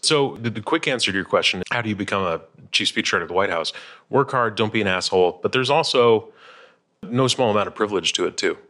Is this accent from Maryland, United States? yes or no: no; Chicago, Illinois, United States; we're both from Chicago